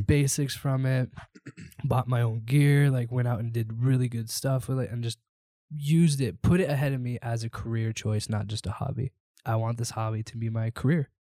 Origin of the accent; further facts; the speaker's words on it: Seattle, Washington, United States; moved away; also born or lived in Idaho / Southwest Florida; Born and raised in Seattle, huge Seahawks fan